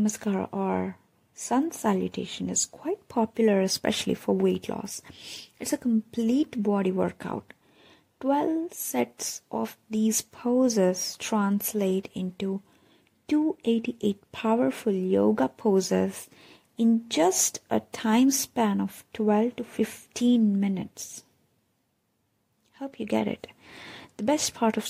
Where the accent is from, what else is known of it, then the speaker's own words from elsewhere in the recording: Hyderabad, Telangana, India; I'm from Hyderabad